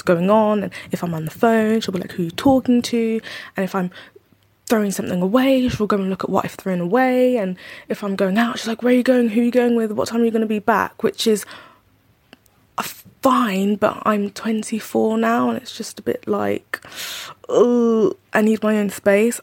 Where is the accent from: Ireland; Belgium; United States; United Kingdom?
United Kingdom; London; I'm twenty-four and I'm from London